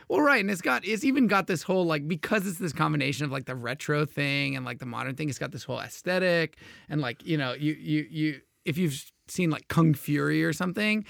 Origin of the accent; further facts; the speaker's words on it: Houston, Texas, United States; I grew up in Houston, Texas